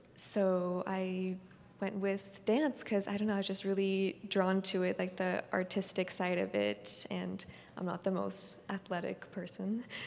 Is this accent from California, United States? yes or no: yes; Palo Alto, California, United States; I was born and raised in the Bay Area. I was born in Palo Alto.